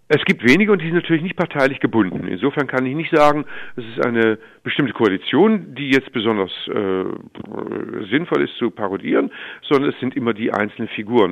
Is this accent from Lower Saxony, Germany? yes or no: no; Stuttgart, Baden-Württemberg, Germany; ich komme aus Stuttgart